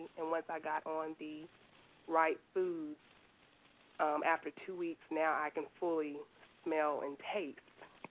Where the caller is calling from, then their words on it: Nashville, Tennessee, United States; I'm calling from Nashville, Tennessee.